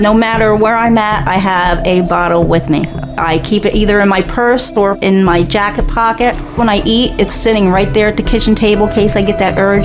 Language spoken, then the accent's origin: English; Williamsport, Pennsylvania, United States; I'm from Williamsport, Pennsylvania